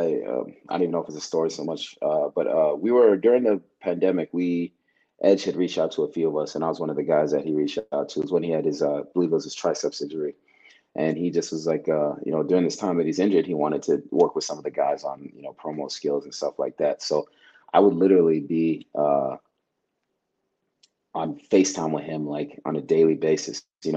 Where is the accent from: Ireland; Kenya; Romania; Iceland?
Kenya; also born or lived in Uganda; So I didn't actually grow up in Nigeria. I grew up in Kenya and Uganda